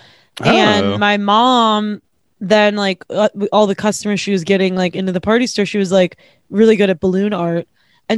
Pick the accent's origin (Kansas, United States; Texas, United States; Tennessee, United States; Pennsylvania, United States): Pennsylvania, United States; Pittsburgh; I grew up in Pittsburgh